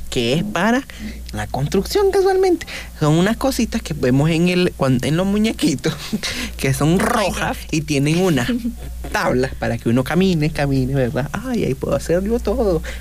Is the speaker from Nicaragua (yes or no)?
yes; Chinandega, Nicaragua; now in Managua, Nicaragua; Cabe aclarar de que yo vivo en Chinandega, y, o sea, yo soy de Chinandega, pero vivo en Managua.